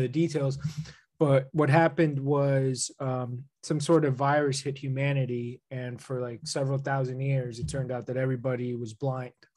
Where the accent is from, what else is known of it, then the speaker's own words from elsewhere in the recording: New Jersey, United States; growing up in New Jersey